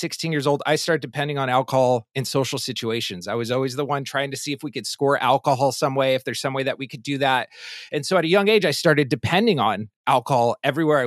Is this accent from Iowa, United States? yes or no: no; Palo Alto, California, United States; I'm originally from Northern California, born and raised in Palo Alto, California